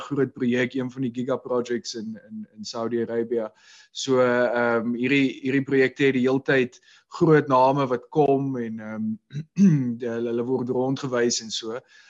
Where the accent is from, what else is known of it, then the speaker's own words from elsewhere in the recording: South Africa; ek's 'n Suid-Afrikaner